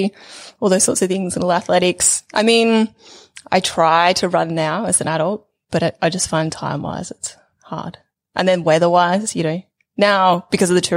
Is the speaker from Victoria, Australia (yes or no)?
yes; Mount Macedon, Victoria, Australia; moved away as an adult; I grew up in Victoria, in a spot called Mount Macedon, so that's, for most people who won't know where it is, sort of halfway between Melbourne and Bendigo